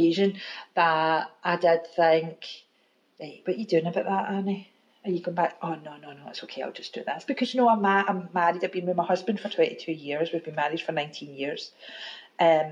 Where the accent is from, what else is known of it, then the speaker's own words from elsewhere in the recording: Glasgow, Scotland, United Kingdom; also born or lived in Maryhill, Glasgow; I was brought up in Govan